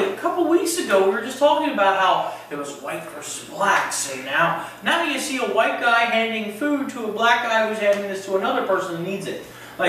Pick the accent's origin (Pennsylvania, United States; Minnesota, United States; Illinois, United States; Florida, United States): Pennsylvania, United States; Houston Town; moved away; Saturday, I went up to my hometown.